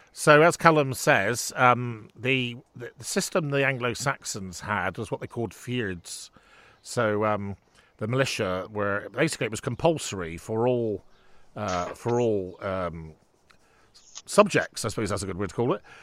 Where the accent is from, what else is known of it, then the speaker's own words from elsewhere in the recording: Bridgwater, South West England, United Kingdom; I was born in Bridgewater